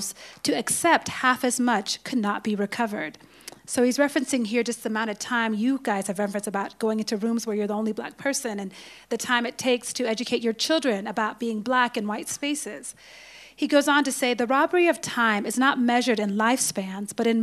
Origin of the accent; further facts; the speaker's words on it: Ethiopia; also born or lived in United States; now in Kenya; I grew up with in Ethiopia